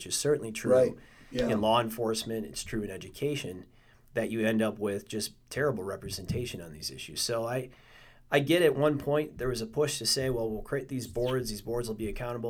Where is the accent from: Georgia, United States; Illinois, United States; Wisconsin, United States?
Wisconsin, United States; Milwaukee; Milwaukee's my hometown.